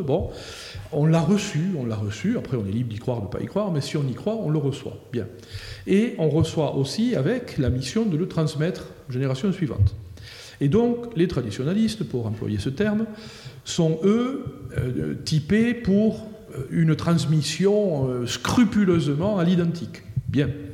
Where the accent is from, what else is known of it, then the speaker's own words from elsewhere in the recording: Comminges, Occitania, France; also born or lived in Toulouse; je, viens de là, j'ai grandi euh, dans une famille